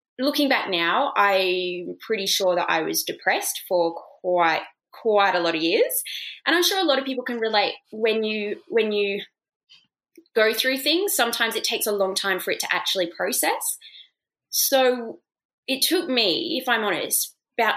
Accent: Oxford, South East England, United Kingdom; moved away; I actually grew up in England, in Oxford

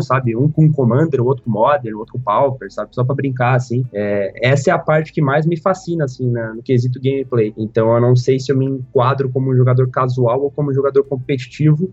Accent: Criciúma, Santa Catarina, Brazil; now in Florianópolis, Brazil; Eu nasci em Criciúma, que é uma cidade que fica no sul de Santa Catarina, a umas três horas mais ou menos de Florianópolis, que é onde eu moro hoje. Eu vivi a minha vida inteira em Criciúma, na verdade, até os 16 anos lá.

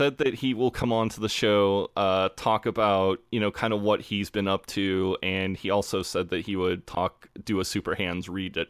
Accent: United States; As an American

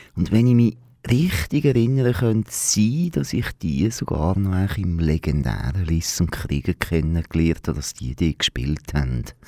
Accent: Aargau, Switzerland; als Aargauer

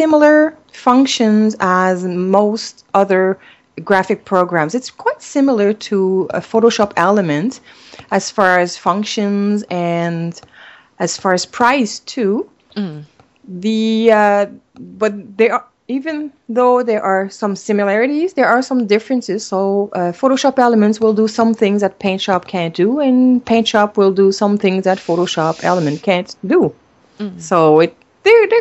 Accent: Canada; first language French; English is a second language; I'm a French-Canadian, so English is my second language

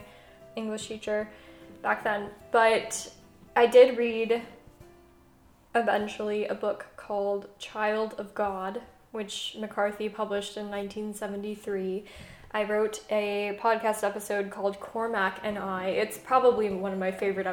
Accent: Southwest, United States; growing up in the Southwest

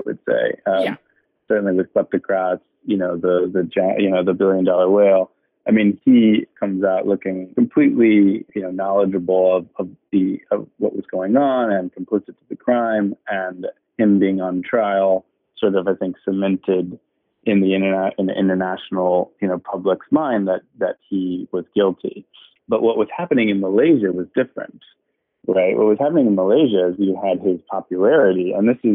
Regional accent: United States; me being an American

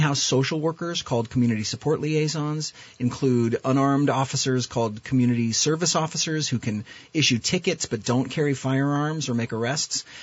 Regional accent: Underhill, Vermont, United States; born or raised there; also born or lived in Burlington, Vermont

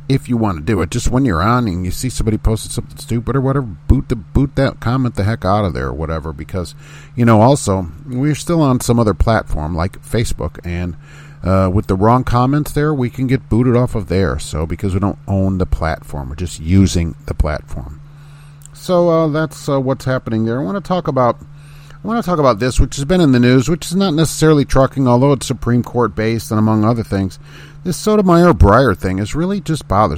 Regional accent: Indiana, United States; this is my home state

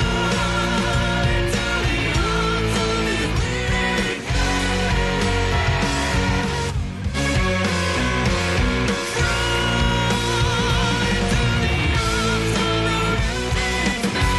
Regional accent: Brampton, Ontario, Canada; also born or lived in Toronto / Aurora; now in rural Ontario, Canada; I spent my childhood in Brampton, but Toronto's my hometown.

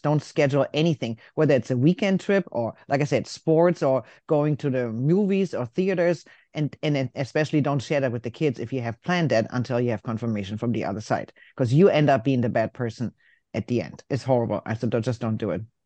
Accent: Germany; moved away; I'm from Germany

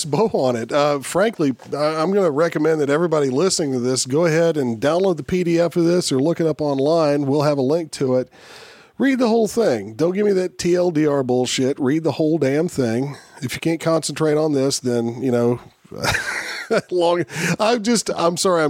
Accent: the South, United States; I grew up in the South

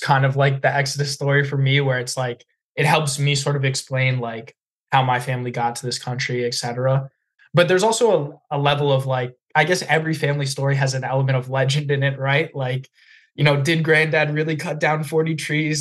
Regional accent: United States; as an American

